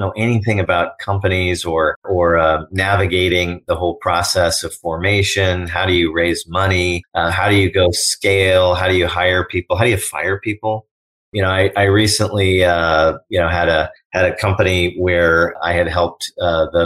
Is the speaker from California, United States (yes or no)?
yes; Oakland, California, United States; also born or lived in Berkeley / Palo Alto; I'm from the greater San Francisco Bay Area. I was born in Berkeley, raised in Oakland